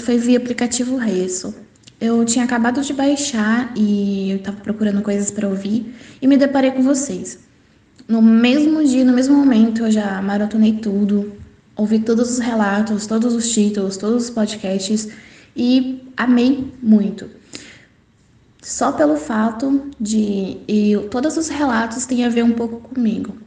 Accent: interior of São Paulo, Brazil; sou do interior de São Paulo

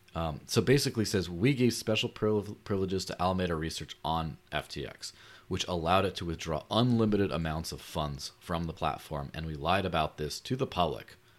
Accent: Mexico; growing up in Mexico

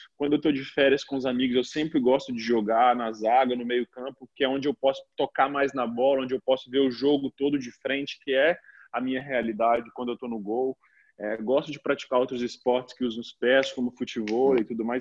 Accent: Minas Gerais, Brazil; moved away as an adult; now in Italy; Eu me lembro da época lá na cidade onde eu nasci, na Minas Gerais, eu brincando com meus primos

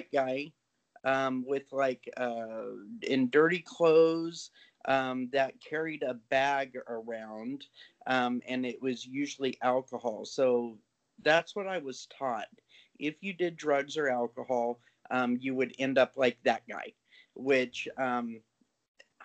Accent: Orange County, California, United States; I am from originally from the Orange County area

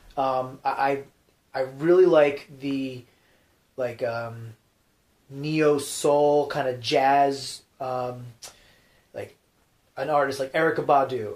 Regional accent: New Jersey, United States; moved away; I'm from Jersey

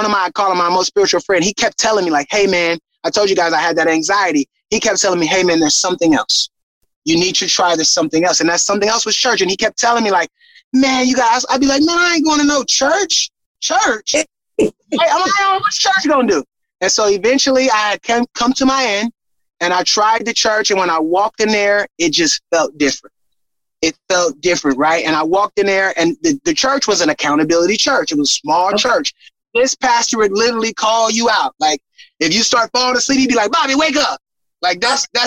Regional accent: San Francisco, California, United States; moved away as an adult; also born or lived in Los Angeles, California; now in Illinois, United States; I'm originally from San Francisco, California

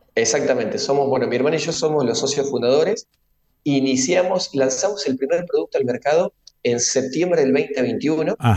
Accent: Rosario, Santa Fe, Argentina; nosotros que somos rosarinos

